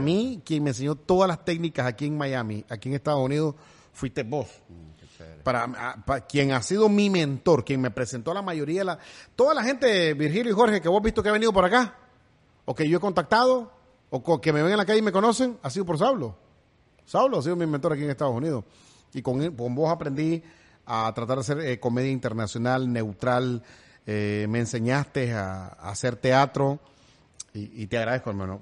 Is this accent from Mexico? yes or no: no; Nicaragua; now in United States; negrito como de Nicaragua. Yo soy negrito de Bluefield, me crié en el Bluff, pero también allá en Nueva York.